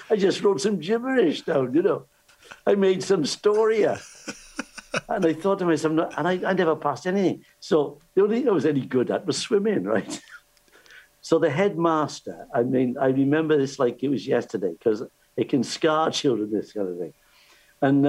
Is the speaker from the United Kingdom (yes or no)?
yes; Cardiff, Wales, United Kingdom